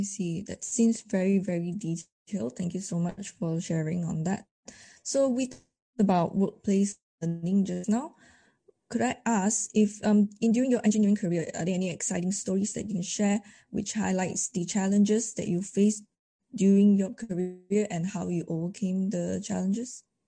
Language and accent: English; Malaysia; I'm from Malaysia